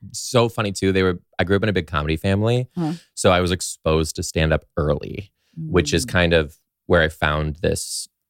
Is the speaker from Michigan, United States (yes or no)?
yes; Detroit, Michigan, United States; outside Detroit.